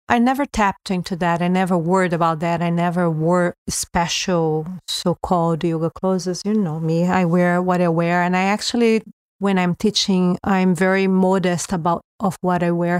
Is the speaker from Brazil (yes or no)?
yes; Brazil; moved away as an adult; being born in Brazil